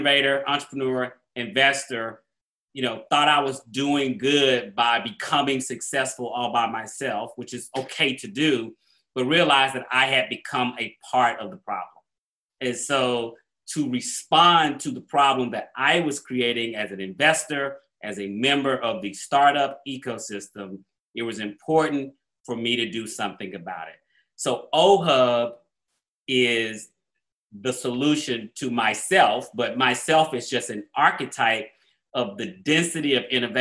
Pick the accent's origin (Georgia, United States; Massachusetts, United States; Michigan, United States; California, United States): Georgia, United States; Atlanta; I'm from Atlanta. I live in Atlanta proper.